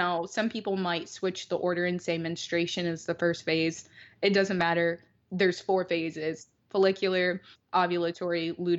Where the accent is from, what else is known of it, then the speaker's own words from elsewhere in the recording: Detroit, Michigan, United States; I'm from Detroit